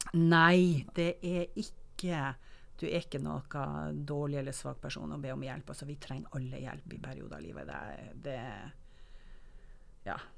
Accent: Northern Norway, Norway; jeg som nordlending

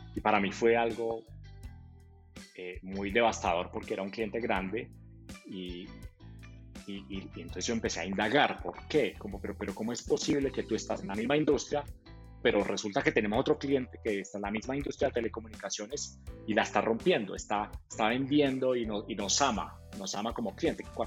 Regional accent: Manizales, Caldas, Colombia; yo, soy de, Manizales

